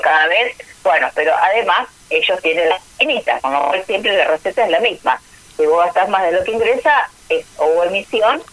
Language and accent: Spanish; Argentina; como argentinos